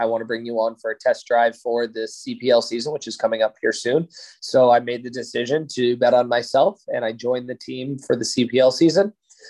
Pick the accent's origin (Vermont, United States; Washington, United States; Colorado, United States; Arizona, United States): Colorado, United States; Littleton; moved away as an adult; also born or lived in Vail, Colorado / Las Vegas, Nevada; So I grew up in a suburb of Denver called Littleton, Colorado. I was there from when I was born. Well, I was born in Vail, Colorado, but I moved to Littleton before I was even walking. So, was in Littleton, Colorado for all of high school.